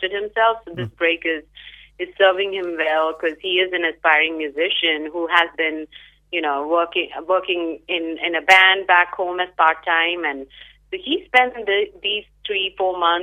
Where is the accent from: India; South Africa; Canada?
India; also born or lived in Perth, Western Australia, Australia; now in Seattle, United States; I actually am of Indian origin, grew up in India